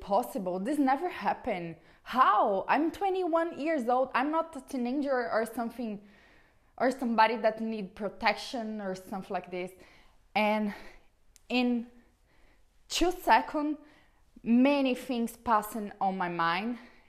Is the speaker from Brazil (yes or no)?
yes; Brazil; English is a second language; I'm from Brazil